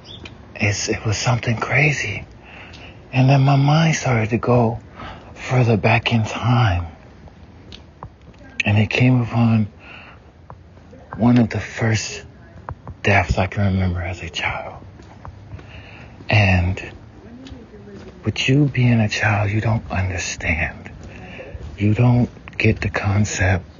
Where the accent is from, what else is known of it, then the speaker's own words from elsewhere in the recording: the South, United States; growing up in the South, you know, we have a lot of open roads and stuff